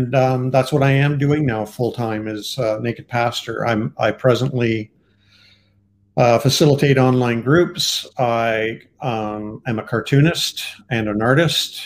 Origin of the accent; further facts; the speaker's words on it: Canada; I am Canadian